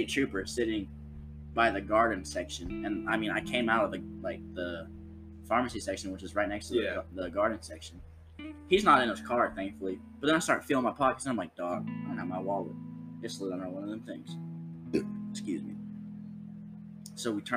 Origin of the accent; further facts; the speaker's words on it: Ohio, United States; I'm like, Ohio